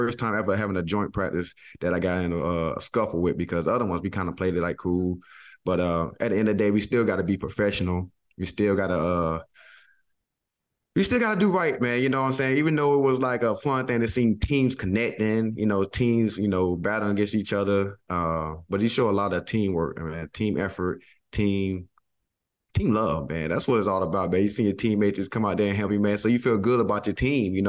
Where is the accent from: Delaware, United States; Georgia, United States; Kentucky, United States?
Georgia, United States; moved away; me and Kenny Moore, we know we're guys from Georgia